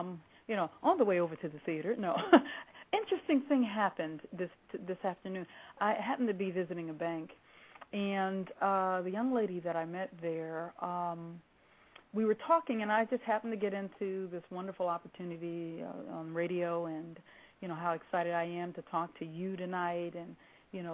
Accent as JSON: {"language": "English", "country": "Saudi Arabia", "said": "By the way, I'm from Saudi."}